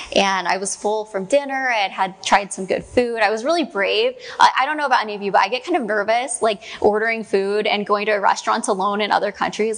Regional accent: Mill Creek, Washington, United States; I'm actually from here, just down the street, like just down on 164th in Mill Creek

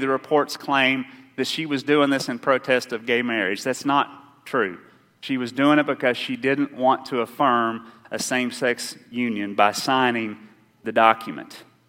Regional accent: Rowan County, Kentucky, United States; I grew up in Round County

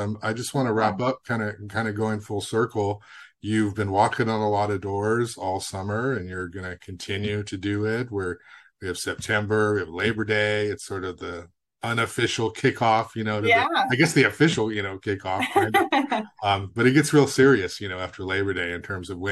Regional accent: Goleta, California, United States; I grew up in Goleta, so I love Lake Los Caneros

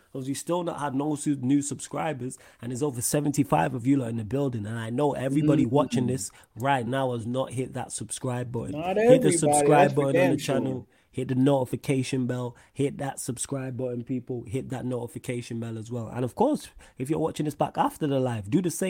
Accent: Manchester, North West England, United Kingdom; Me as someone from Manchester, when I go away and I go abroad and I say, oh, they say, where are you from? I say Manchester.

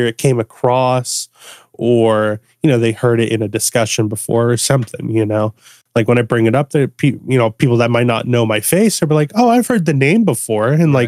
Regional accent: Florida, United States; born there; Yeah, I was born in Florida. I just moved up here with my mom.

